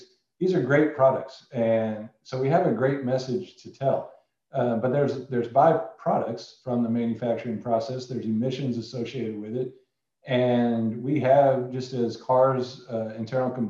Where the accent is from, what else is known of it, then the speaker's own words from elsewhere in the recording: Indiana, United States; moved away; I grew up in Indiana in a small oil field